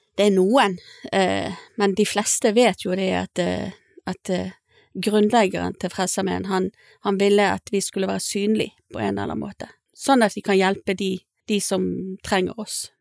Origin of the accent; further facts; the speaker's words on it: Bergen, Vestland, Norway; now in Stord, Norway; Jeg er en dame fra Bergen, opprinnelig. Eh, har vært forskjellige plasser i, i landet